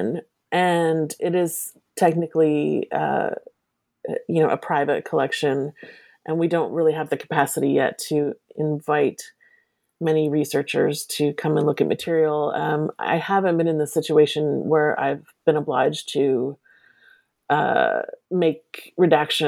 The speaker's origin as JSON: {"language": "English", "region": "Southern New Jersey", "country": "United States", "tie": "born or raised there", "said": "I grew up in Southern New Jersey."}